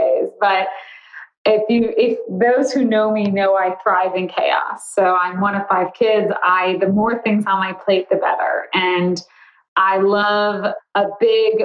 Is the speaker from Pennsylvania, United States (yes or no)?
no; Chicago, Illinois, United States; I live in Chicago. I grew up in Chicago